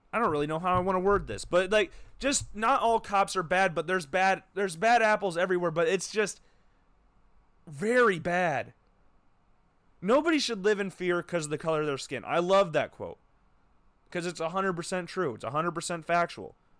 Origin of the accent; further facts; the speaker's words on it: Des Moines, Iowa, United States; also born or lived in Oskaloosa, Iowa; I'm from Des Moines